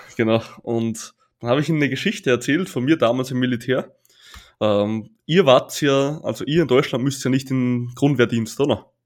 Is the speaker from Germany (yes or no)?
no; Austria; bei uns heißt es Bundesheer